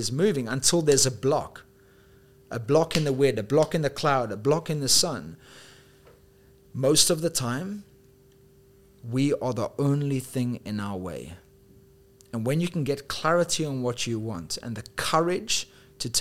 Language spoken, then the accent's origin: English; South Africa; also born or lived in United Kingdom / Dubai; now in Thailand; I'm also from South Africa